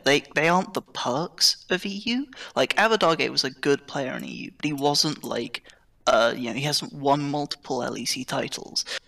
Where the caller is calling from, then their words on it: Oxford, South East England, United Kingdom; I'm calling from, uh, Oxford United Kingdom